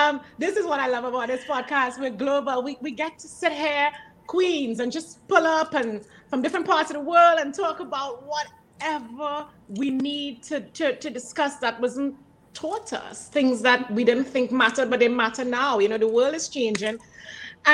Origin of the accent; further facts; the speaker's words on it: Trinidad & Tobago; Trinidad and Tobago, which is also my home country